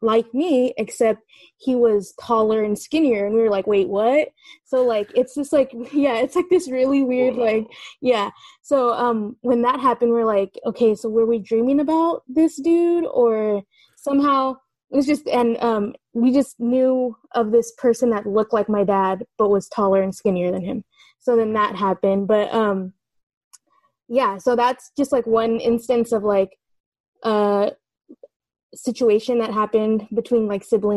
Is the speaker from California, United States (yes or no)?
yes; California, United States; I'm calling from the East Bay. I'm from California